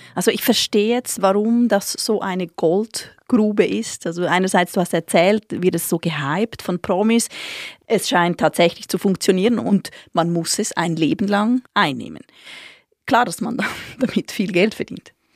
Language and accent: German; Switzerland; als Schweizerin